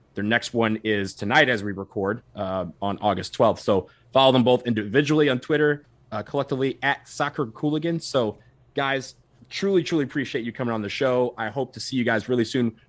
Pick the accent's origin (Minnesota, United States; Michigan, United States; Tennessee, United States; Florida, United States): Michigan, United States; Detroit; I'm from Detroit.